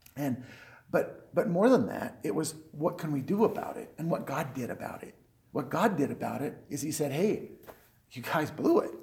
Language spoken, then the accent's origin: English; United States; also born or lived in Colorado; I'm an American, so of course I'm going to go to church.